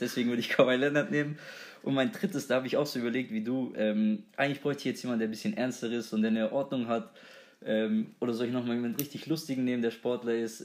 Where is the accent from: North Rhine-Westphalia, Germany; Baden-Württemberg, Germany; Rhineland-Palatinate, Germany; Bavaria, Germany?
Baden-Württemberg, Germany; near Böblingen; wir kommen unmittelbar aus der Nähe von Böblingen